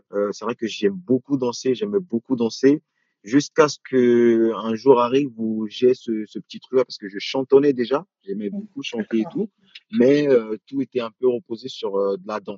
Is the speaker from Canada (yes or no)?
no; France; moi je dirais aujourd'hui afro-français sachant que voilà, euh, je suis français, j'essaie justement de, mélanger ces deux côtés-là.